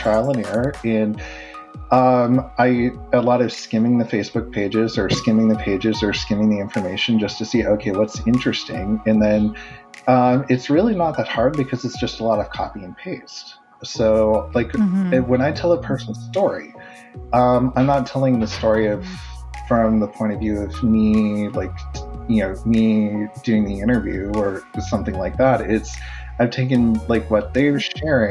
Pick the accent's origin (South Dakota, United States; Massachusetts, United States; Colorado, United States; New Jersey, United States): South Dakota, United States; now in Ohio, United States; I'm originally from South Dakota